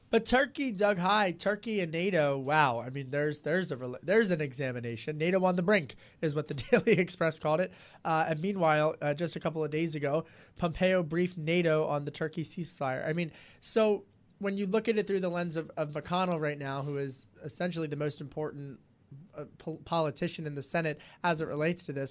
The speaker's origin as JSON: {"language": "English", "town": "Philadelphia", "region": "Pennsylvania", "country": "United States", "said": "I'm from Philly"}